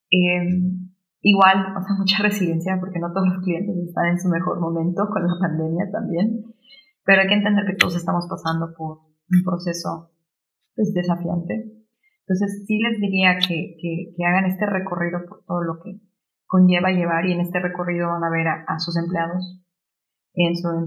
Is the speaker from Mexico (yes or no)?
yes; Mexico; also born or lived in Germany; solo trabajando juntos como mexicanos realmente podemos hacer un cambio, ¿no? Este, yo sí, ahorita estoy en Alemania, pero después me regreso en dos semanas